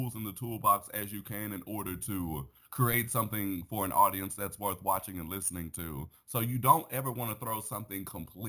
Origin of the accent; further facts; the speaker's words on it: Houston, Texas, United States; moved away as an adult; also born or lived in Beaumont, Texas; now in Chicago, United States; born and raised in Houston, Texas, Gulf Coast.